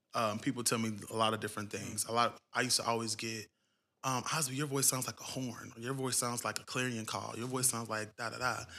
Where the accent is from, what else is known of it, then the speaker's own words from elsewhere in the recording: Cincinnati, Ohio, United States; moved away; I'm originally from Ohio, Cincinnati, to be exact.